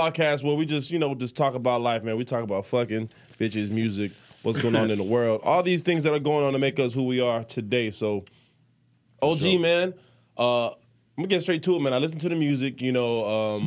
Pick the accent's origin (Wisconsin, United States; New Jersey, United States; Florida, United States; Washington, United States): Florida, United States; now in North Carolina, United States; I'm from Florida